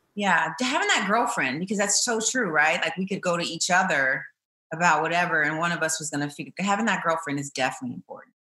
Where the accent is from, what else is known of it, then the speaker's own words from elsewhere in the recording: Chandler, Arizona, United States; I was raised in Chandler, Arizona